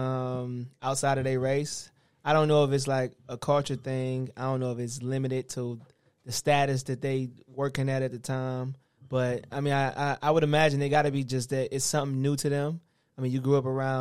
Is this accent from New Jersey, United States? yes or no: no; Cleveland, Ohio, United States; Ohio, Cleveland